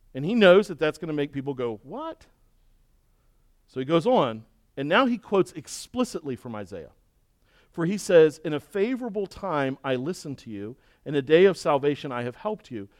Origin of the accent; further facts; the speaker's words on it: Baltimore, Maryland, United States; moved away; where I grew up in Baltimore